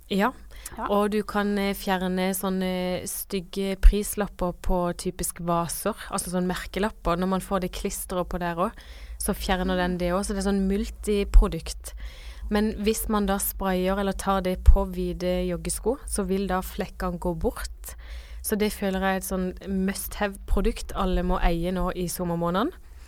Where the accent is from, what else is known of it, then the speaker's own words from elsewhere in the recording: Kristiansand, Agder, Norway; moved away; hjemme i Kristiansand